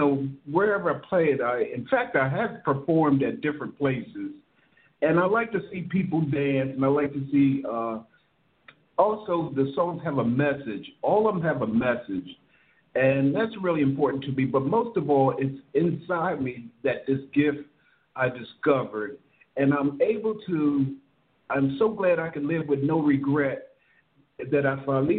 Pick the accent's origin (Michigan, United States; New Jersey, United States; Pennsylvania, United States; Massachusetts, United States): Pennsylvania, United States; Philadelphia; I'm a songwriter from Philadelphia.